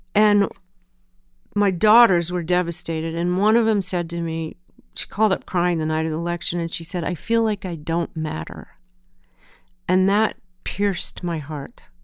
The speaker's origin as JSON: {"language": "English", "region": "Southern California", "country": "United States", "tie": "born or raised there", "also_born_or_lived": "Memphis, Tennessee", "said": "I was born in Memphis. We moved to, um, Southern California when I was three, and I was raised in Southern California"}